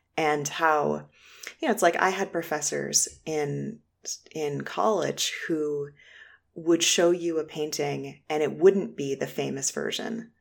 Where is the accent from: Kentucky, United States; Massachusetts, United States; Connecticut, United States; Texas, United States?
Massachusetts, United States; Boston; moved away as an adult; now in Shaker Heights, United States; I'm originally from Boston. I just moved to Shaker Heights, Ohio, a beautiful suburb of Cleveland